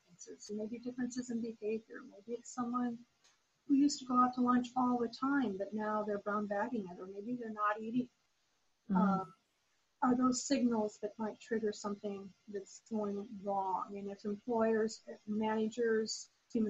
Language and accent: English; Lincoln, Nebraska, United States; now in Tampa, United States; Lincoln, Nebraska, my hometown